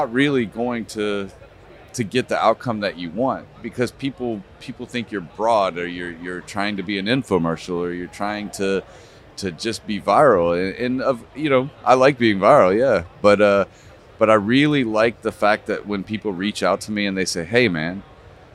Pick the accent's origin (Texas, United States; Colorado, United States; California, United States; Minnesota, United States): Colorado, United States; Denver; I am from Colorado, Denver. I live in Denver.